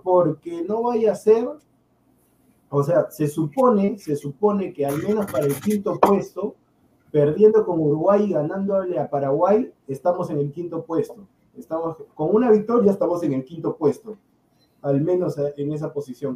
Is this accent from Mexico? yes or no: no; Peru; soy peruano